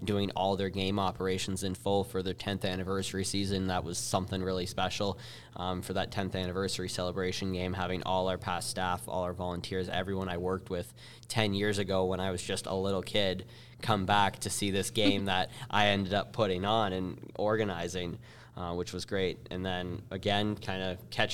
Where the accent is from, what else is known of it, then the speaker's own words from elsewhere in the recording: Windsor, Ontario, Canada; locally here in my hometown in Windsor